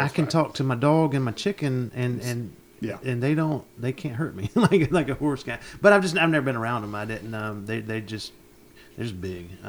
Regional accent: Union City, Georgia, United States; now in Heard County, United States; I grew up in Union City. I don't know what to do with a cow.

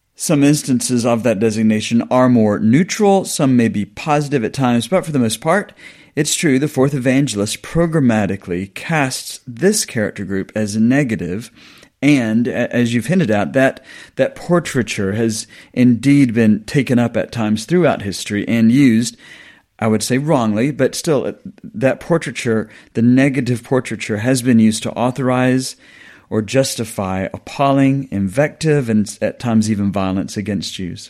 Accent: the South of the US, United States; moved away as an adult; now in England, United Kingdom; I grew up on a farm in the South, been in the South of the U S

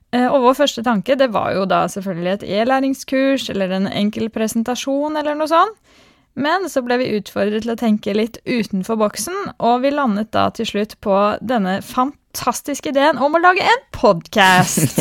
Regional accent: Skarnes, Innlandet, Norway; moved away as an adult; also born or lived in Haugesund / Trondheim; som dere kanskje hører, så er jeg fra Østlandet, nærmere bestemt et bitte lite sted kalt Skarnes

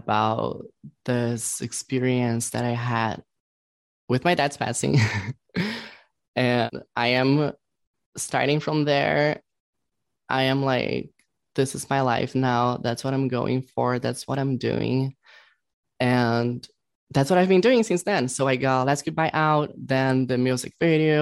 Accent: Brazil; English is a second language; now in Los Angeles, United States; I was born in Brazil, but I was like reborn here in LA. So I'm like half and half

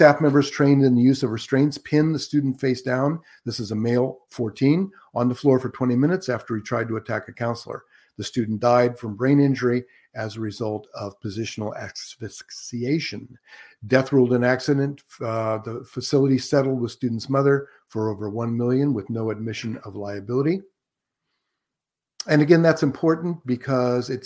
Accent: Antioch, California, United States; I was raised right here in Northern California, in fact, in Contra Costa County, and graduated from Antioch High School.

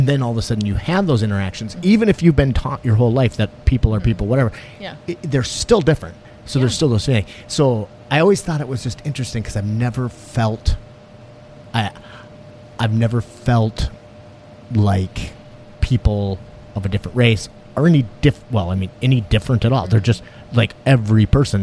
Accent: "we are from Brainerd", Minnesota, United States; born or raised there; also born or lived in St. Louis Park, Minnesota

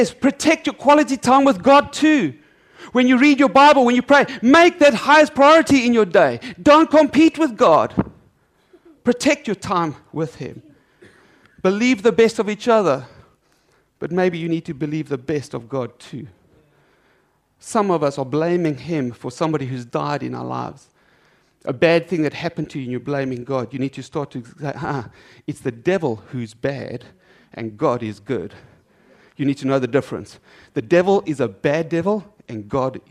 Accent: South Africa; I'm South African

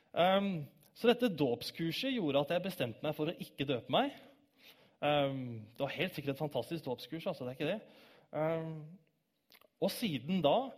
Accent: Bærum, Akershus, Norway; moved away as an adult; also born or lived in Oslo / Grimstad / Kristiansand; now in Stavanger, Norway; Jeg er født 12.01.1990 i Oslo. Oppvokst i Bærum

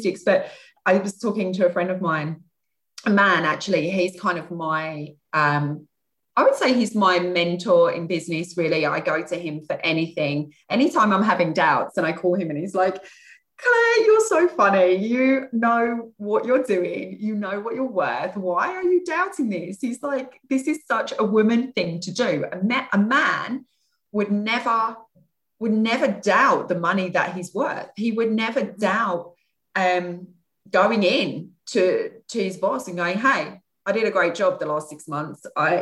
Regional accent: Kent, South East England, United Kingdom; I come from Kent.

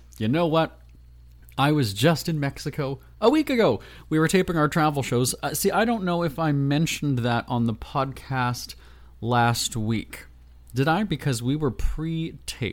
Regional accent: Winnipeg, Manitoba, Canada; moved away; my hometown of Winnipeg in Canada

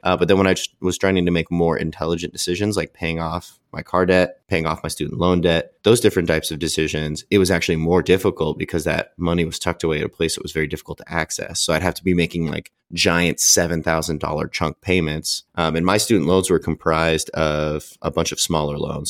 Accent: California, United States; I'm from California

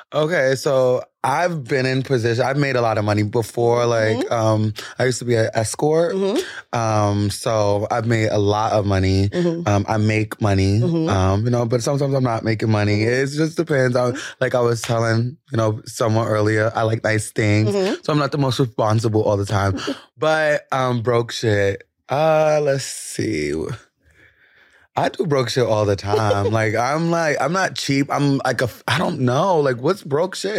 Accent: New York City, New York, United States; I'm from the Bronx

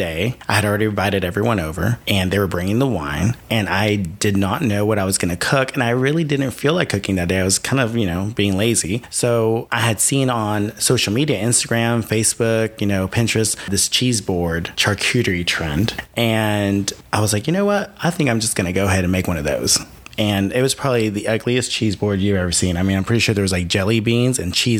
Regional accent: San Diego, California, United States; also born or lived in Mexico; I was born and raised in San Diego, California.

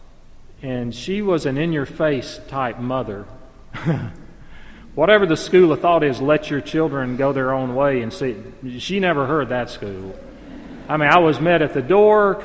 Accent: 30 minutes from Jacksonville, Alabama, United States; moved away; it's only 30 minutes from my hometown

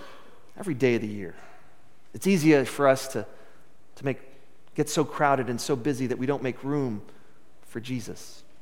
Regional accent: West Texas, United States; growing up in West Texas and living here now

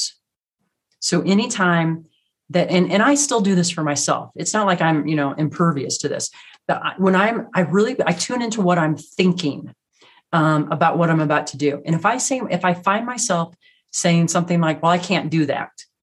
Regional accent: Midwest, United States; now in Rocky Mountains, United States; Growing up in the Midwest, everything's flat.

